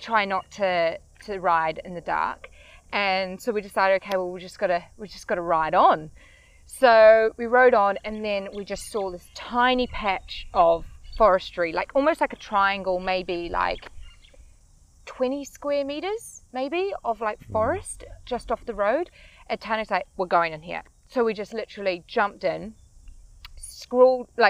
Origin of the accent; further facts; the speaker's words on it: New Zealand; I'm from New Zealand.